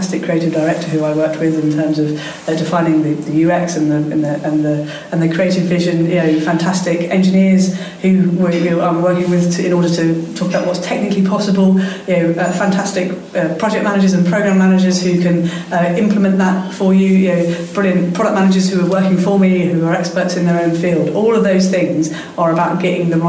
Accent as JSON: {"language": "English", "region": "London", "country": "United Kingdom", "tie": "born or raised there", "said": "in London, in my hometown"}